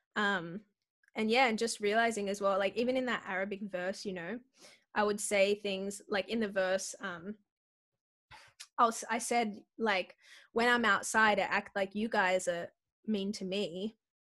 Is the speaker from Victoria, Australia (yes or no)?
no; Sydney, New South Wales, Australia; I grew up in Western Sydney at church